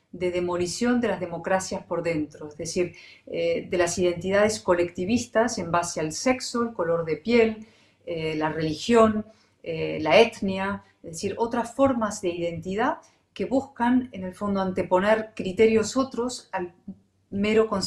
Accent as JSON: {"language": "Spanish", "country": "Spain", "tie": "born there", "said": "A ver, primero un matiz. Yo nací en España. Ok. por casualidad en España."}